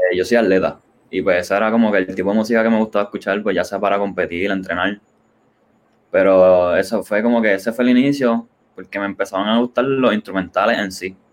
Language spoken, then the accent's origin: Spanish; Ponce, Puerto Rico; yo soy de Ponce y a nosotros, pues, nos llaman la Perla del Sur.